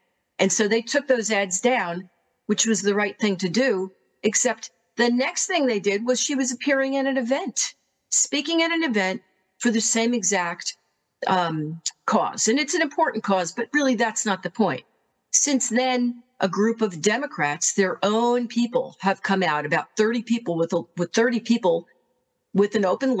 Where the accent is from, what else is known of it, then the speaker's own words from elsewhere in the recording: New Jersey, United States; my family moved back to my hometown so that we could raise our girls out in a more country-like setting.